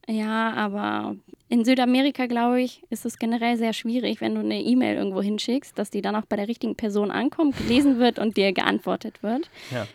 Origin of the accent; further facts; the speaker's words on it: Hamburg, Germany; ich komme aus Hamburg, bin ganz gebürtige Hamburgerin, war hier in der Schule im Studium